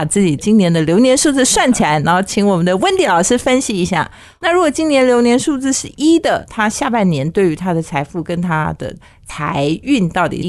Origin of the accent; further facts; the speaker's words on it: China; 其实就是跟我们中国人讲的易经卜卦算命有点像嘛